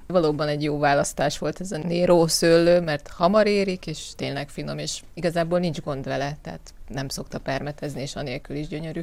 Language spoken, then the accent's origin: Hungarian; Borsod-Abaúj-Zemplén, Hungary; moved away; Otthon mi ugye borsodból származunk, otthon nekünk is van szőlő